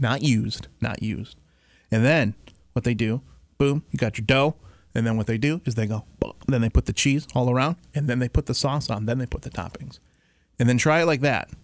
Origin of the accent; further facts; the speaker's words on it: Detroit, Michigan, United States; I was born seven mile Detroit, stayed there